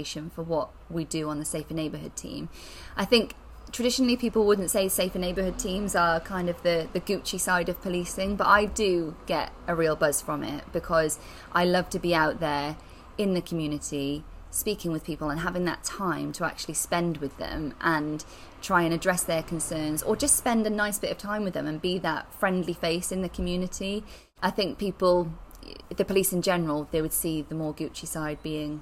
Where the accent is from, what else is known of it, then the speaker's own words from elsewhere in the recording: Chepstow, Wales, United Kingdom; also born or lived in Suffolk; now in Hereford, United Kingdom; I'm originally from Chepstow, so not too far away.